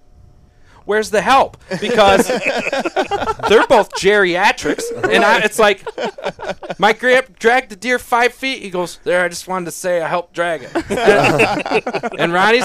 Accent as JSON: {"language": "English", "region": "New York", "country": "United States", "said": "because I'm from New York"}